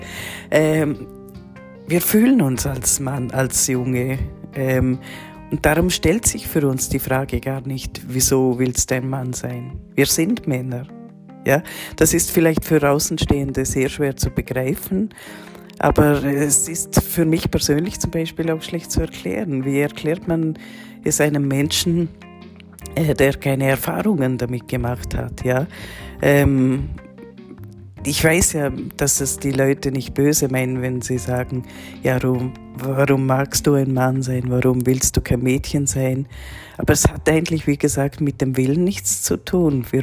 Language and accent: German; Liechtenstein; born there; ich bin 1975 in Liechtenstein geboren worden als Frau